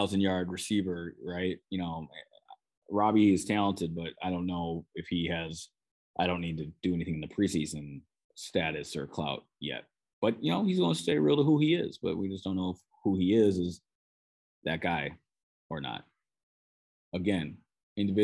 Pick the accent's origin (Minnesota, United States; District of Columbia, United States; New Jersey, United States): Minnesota, United States; accent: Minnesotan; probably hear my Minnesotan accent there